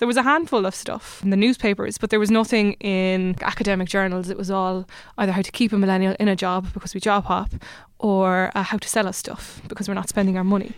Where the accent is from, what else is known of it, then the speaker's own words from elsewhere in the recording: Limerick, Munster, Ireland; moved away as an adult; now in Dublin, Ireland; I am from Limerick, living in Dublin the past three, four years.